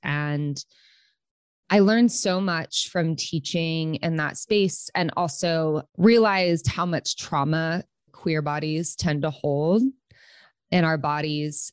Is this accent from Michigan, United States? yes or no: no; Oklahoma City, Oklahoma, United States; moved away as an adult; also born or lived in Los Angeles; I'm from Okla, Oklahoma City